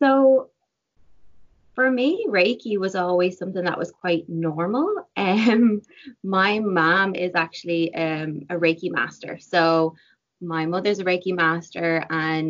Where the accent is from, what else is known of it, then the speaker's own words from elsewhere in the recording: Ireland; moved away as an adult; now in Vancouver, Canada; growing up in Ireland with my mom